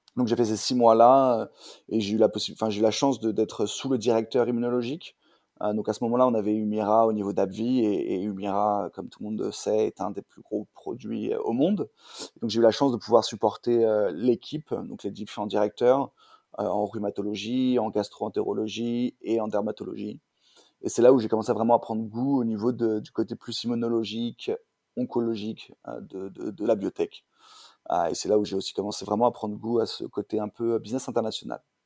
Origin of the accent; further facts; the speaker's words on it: Paris, Île-de-France, France; also born or lived in Orléans; je viens de Paris. Euh, je suis né à Orléans, mais j'ai bougé à Paris, à l'âge